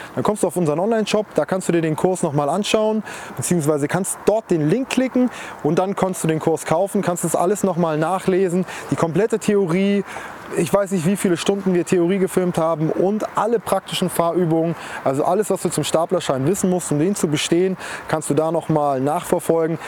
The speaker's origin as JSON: {"language": "German", "country": "Germany"}